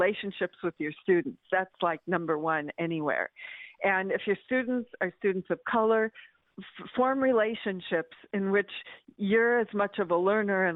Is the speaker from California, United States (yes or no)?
no; Medford, Oregon, United States; growing up in Medford, Oregon